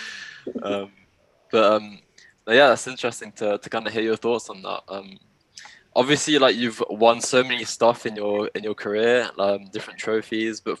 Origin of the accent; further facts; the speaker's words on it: Belgium; moved away as an adult; also born or lived in England; I'm from Belgium. I've lived there all my life, but my parents are English.